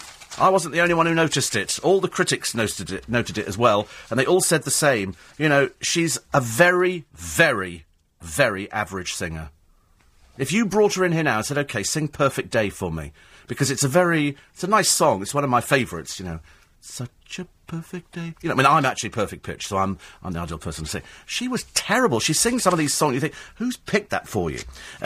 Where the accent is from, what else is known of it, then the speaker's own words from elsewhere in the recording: United Kingdom; I think we'll join that queue because we're British. We like a queue.